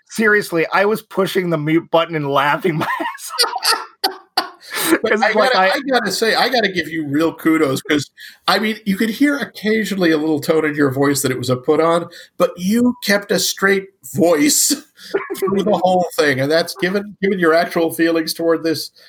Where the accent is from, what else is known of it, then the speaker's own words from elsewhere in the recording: Netherlands; Yeah, I'm from Holland. Isn't that weird?